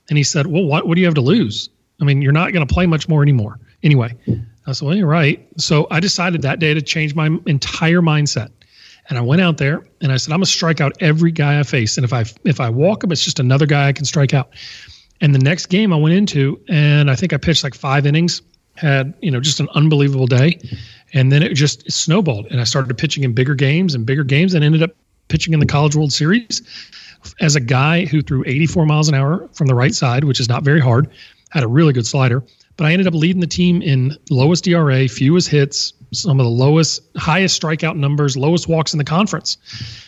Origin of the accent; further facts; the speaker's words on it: Baton Rouge, Louisiana, United States; I'd waited 4 years in my hometown to play at LSU